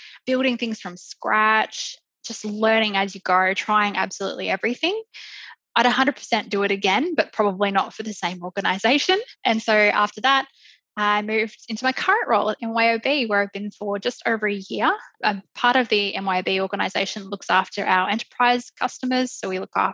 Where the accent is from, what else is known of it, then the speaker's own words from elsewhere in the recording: Queensland, Australia; moved away as an adult; now in Melbourne, Australia; I'm originally from Queensland